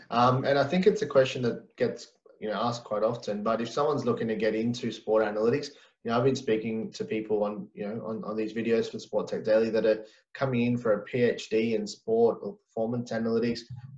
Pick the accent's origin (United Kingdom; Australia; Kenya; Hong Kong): Australia; we're from Australia